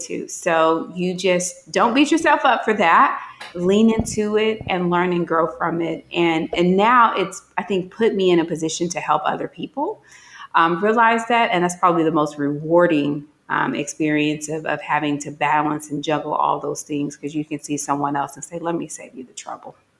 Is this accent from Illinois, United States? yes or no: no; Gary, Indiana, United States; moved away; I'm from Gary, Indiana, very urban